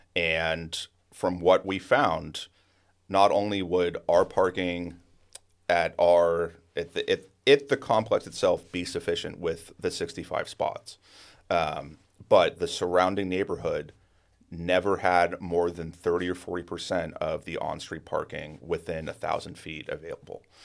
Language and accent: English; Penngrove, California, United States; I was born and raised in Pengrove